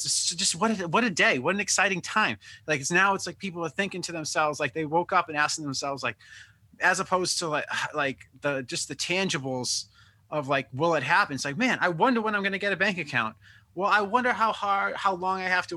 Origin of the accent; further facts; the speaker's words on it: Oakland, California, United States; I'm from Oakland